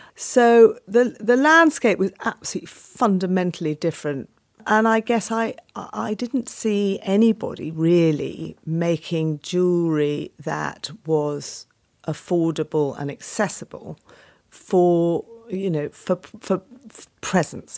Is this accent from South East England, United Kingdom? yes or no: yes; Penshurst, South East England, United Kingdom; I was brought up in Kent, in a little village called Penshurst